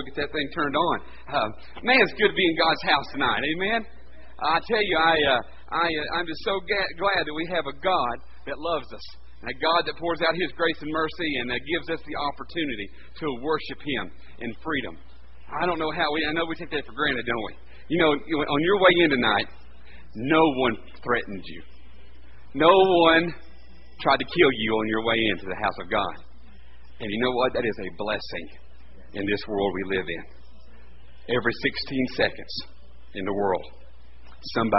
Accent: Bristol, Tennessee, United States; accent: Appalachian; I'm from Bristol originally, and I went down and I went to Hiawatha College, University of Tennessee

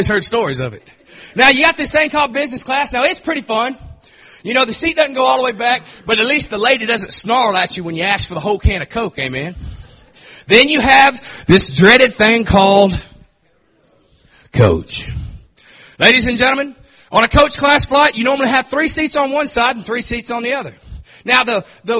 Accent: Texas, United States; I'm from Texas

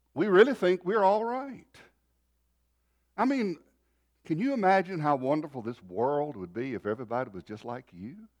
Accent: North Carolina, United States; moved away; also born or lived in Texas; we're originally from North Carolina, a little place down foot of hills

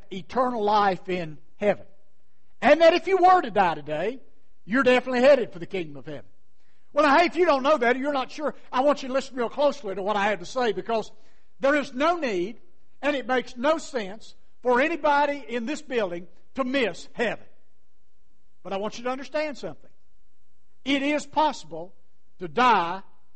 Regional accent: Pearisburg, Virginia, United States; also born or lived in Wise County, Virginia / Lynchburg, Virginia; I'm just an old country fella from Parisburg, out in Giles County, on the Virginia, West Virginia line

